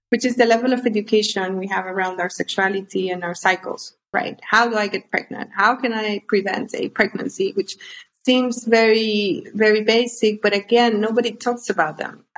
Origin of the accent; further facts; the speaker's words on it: Honduras; moved away as an adult; also born or lived in London / Spain; I'm originally from Honduras. I grew up in Honduras. I I left uh, when I was on, on my early twenties